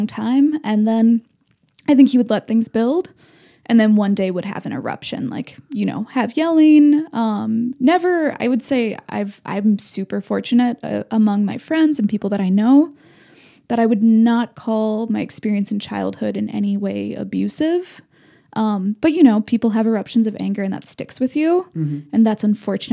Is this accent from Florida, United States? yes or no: no; Minneapolis, Minnesota, United States; moved away; also born or lived in France; growing up in Minneapolis